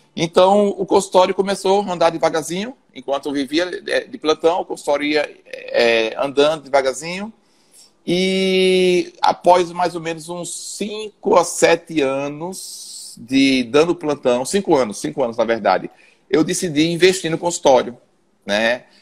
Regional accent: Aracaju, Sergipe, Brazil; also born or lived in São Paulo; eu sou daqui de Aracaju, né? Fiz faculdade aqui em Aracaju mesmo

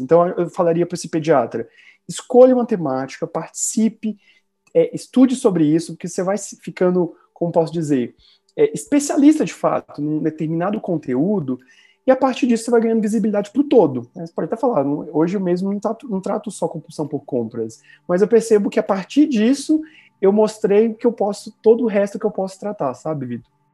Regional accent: Minas Gerais, Brazil; sou mineiro

